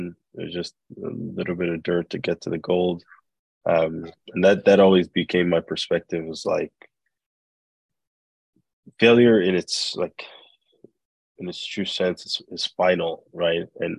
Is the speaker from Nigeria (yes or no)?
yes; Nigeria; moved away as an adult; also born or lived in Belgium / United States; now in Canada; growing up in Nigeria, we started moving around a lot. We moved to Belgium, the States, moved back to Nigeria. And then I moved to Canada by myself in 2010 for school.